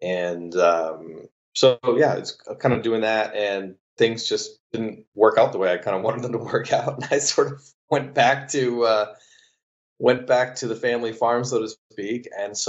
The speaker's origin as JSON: {"language": "English", "country": "Canada", "tie": "born or raised there", "said": "I'm actually Canadian. I grew up 45 minutes from where he grew up"}